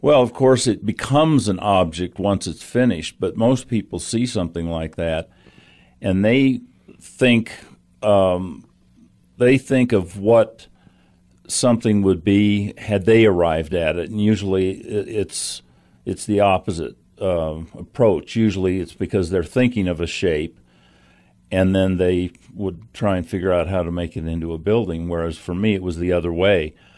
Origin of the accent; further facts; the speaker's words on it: Santa Fe, New Mexico, United States; as a kid growing up in Santa Fe, going to kindergarten up there